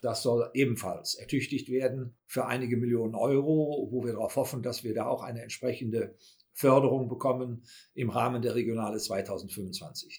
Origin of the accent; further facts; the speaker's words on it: Königswinter, North Rhine-Westphalia, Germany; Also ich persönlich wohne im Siebengebirge, bin auch im Siebengebirge in Königswinter aufgewachsen. Das ist meine Heimat.